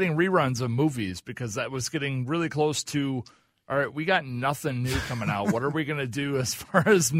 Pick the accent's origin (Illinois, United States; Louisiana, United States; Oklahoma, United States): Oklahoma, United States; I'm from Oklahoma